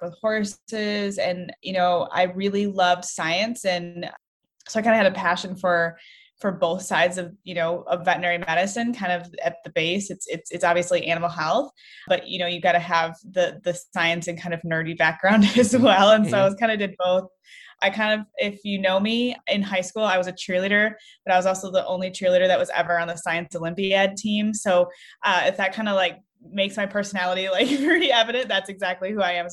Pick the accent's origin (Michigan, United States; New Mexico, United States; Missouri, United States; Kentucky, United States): Michigan, United States; moved away as an adult; also born or lived in Northwest Ohio; now in Ohio, United States; I grew up in Michigan